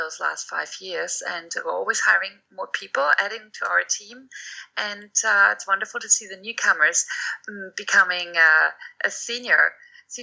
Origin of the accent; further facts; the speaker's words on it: Germany; moved away; I've quoted our former chancellor, Willy Brandt, many times